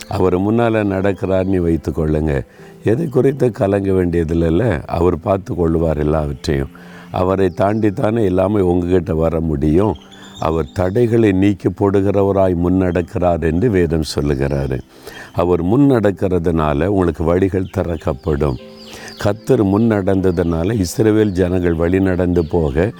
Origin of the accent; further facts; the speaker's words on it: Nalumavadi, Tamil Nadu, India; இதுதான் நாலு மாவடியில் நான் பிறந்து வளர்ந்த அந்த வீடு